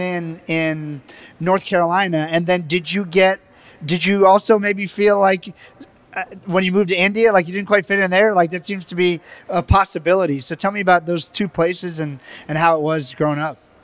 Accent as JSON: {"language": "English", "country": "Barbados", "tie": "born or raised there", "moved": "yes", "said": "my parents and my family and I was born in the Caribbean islands and and Barbados"}